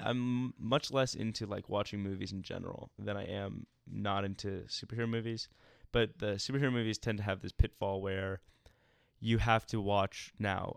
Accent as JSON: {"language": "English", "town": "Atlanta", "region": "Georgia", "country": "United States", "tie": "born or raised there", "moved": "as an adult", "lives_now": "Greenville, United States", "said": "I grew up in Atlanta, and then I moved to Greenville for school"}